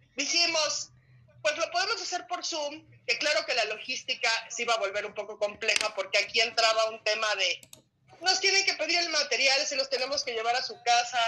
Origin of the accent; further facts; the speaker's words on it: Mexico; como buenos mexicanos